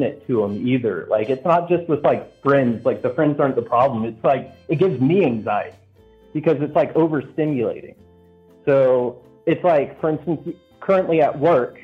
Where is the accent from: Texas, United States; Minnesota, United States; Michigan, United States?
Texas, United States; I grew up in Texas in literally a trailer park